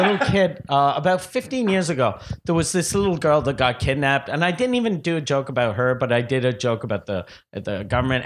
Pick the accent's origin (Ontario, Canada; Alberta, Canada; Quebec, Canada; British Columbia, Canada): Quebec, Canada; Quebec City; also born or lived in Montreal; I'm from Quebec City.